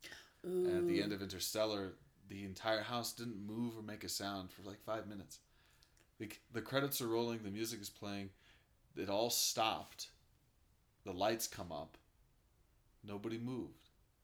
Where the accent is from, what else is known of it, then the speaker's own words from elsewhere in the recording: Denver, Colorado, United States; also born or lived in Sacramento / Michigan; I was born in Denver, moved to Sacramento, California, from Michigan, did a lot of bouncing around as a young kid. Then we came back to Denver